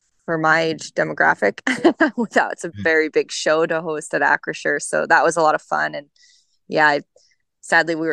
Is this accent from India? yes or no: no; Canadian Prairies, Canada; now in Coachella Valley, United States; growing up in the Canadian prairies